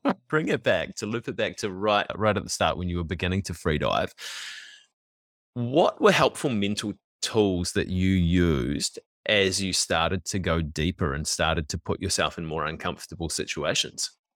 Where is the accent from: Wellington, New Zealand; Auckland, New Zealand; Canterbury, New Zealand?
Auckland, New Zealand; also born or lived in Swanson; I was also born in West Auckland and lived in Swanson for a little bit